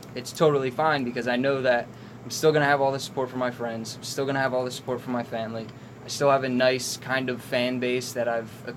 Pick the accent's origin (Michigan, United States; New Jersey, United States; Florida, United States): New Jersey, United States; Hamilton; also born or lived in Trenton, New Jersey; I'm 22. I'm from Hamilton